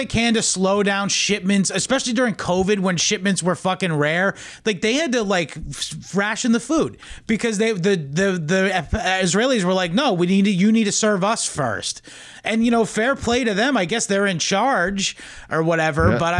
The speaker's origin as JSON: {"language": "English", "region": "New York", "country": "United States", "said": "And I'm from Long Island."}